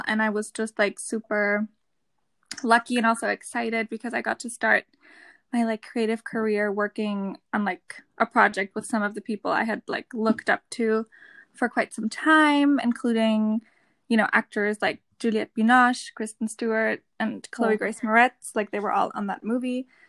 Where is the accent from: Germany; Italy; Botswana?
Germany; English is a second language; So we're the … Twins and we're from Germany.